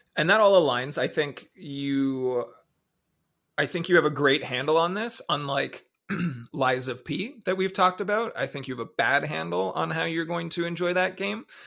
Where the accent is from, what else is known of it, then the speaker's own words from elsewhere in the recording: Canada; moved away as an adult; happy that I was from Canada, proud to be Canadian